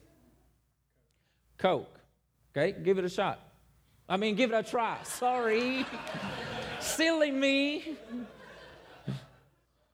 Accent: Mexico; now in Oxford, United States; I'm from Mexico, but I live in Oxford

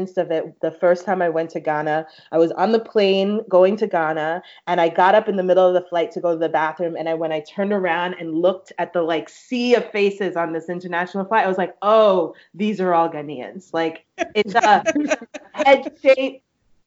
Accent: New York, United States; I'm from New York. I consider myself Black American. I'm from New York, but my mom is from Belize

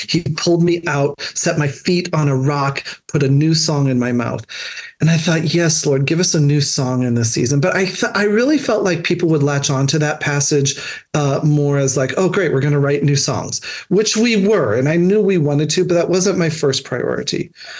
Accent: New Hampshire, United States; I came from New Hampshire.

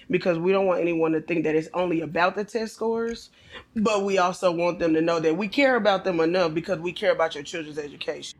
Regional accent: Bryan, Texas, United States; I grew up here in Bryan Ice D. Went through, um, elementary all the way through high school

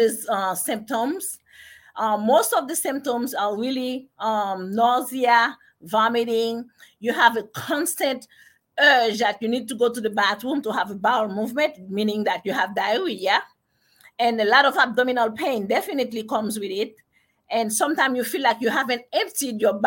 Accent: Haiti; moved away as an adult; now in United States; I was born in Haiti, and I came to America when I was about 18 years old. And I studied in Haiti

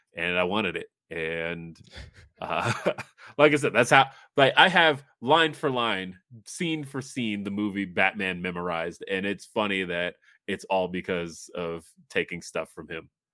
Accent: Los Angeles, California, United States; moved away; I was born in Los Angeles

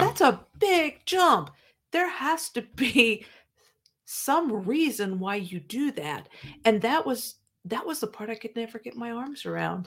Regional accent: Midwest, United States; moved away as an adult; now in South Carolina, United States; I grew up in the Midwest.

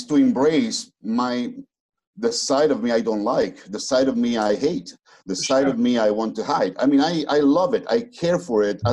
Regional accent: Naples, Campania, Italy; also born or lived in United States; I'm from Naples, you know, I was born in Naples

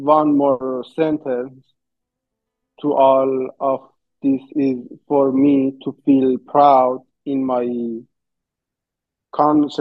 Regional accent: Iran; born or raised there

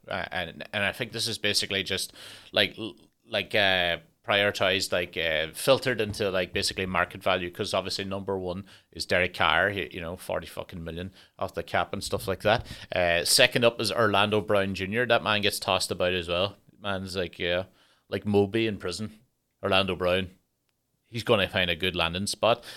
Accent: Ireland; I'm Irish

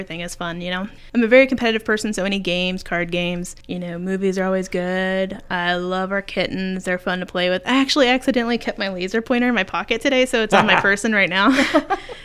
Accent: Mooresville, Indiana, United States; also born or lived in Fishers, Indiana; now in Muncie, United States; I went to Mooresville High School, so just southwest of Indianapolis

